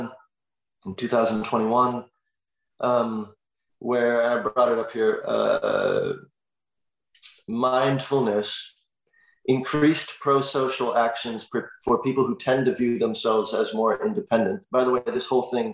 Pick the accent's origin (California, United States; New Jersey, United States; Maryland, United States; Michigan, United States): California, United States; Los Angeles; I grew up in Los Angeles in the Valley, where there was no community.